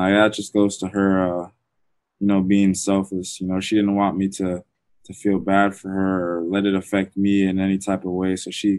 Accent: Orlando, Florida, United States; No, I grew up in Florida. My mom was born in Jamaica

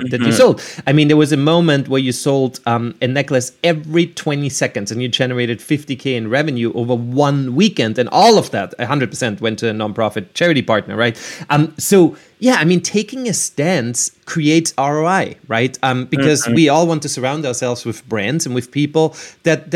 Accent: Vienna, Austria; moved away; I'm from Vienna, Austria.

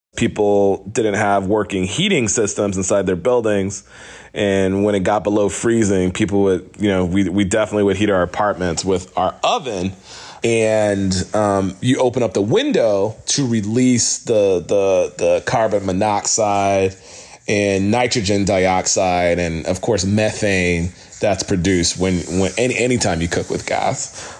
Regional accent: New York City, New York, United States; The neighborhood I grew up in in Brooklyn had a lot of neglected uh, energy systems in the buildings

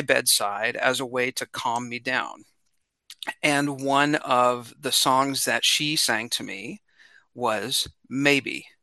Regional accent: Independence, Missouri, United States; I grew up in Independence, Missouri, and it's a suburb of Kansas City.

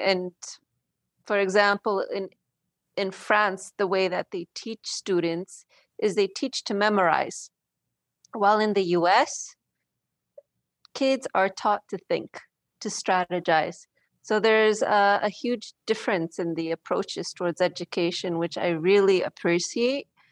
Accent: Philadelphia, Pennsylvania, United States; also born or lived in King of Prussia, Pennsylvania / Blue Bell, Pennsylvania / Poland; I grew up in the Philadelphia area.

